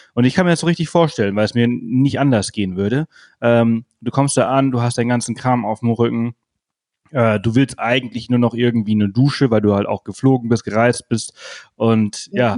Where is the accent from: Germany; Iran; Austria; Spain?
Spain; moved away; ich bin Spanier, ich bin in Spanien aufgewachsen